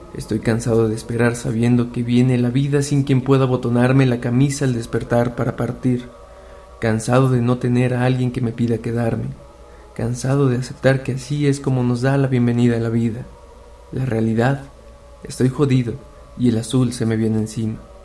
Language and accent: Spanish; Mexico City, Mexico; tengo 25 años, y soy de la Ciudad de México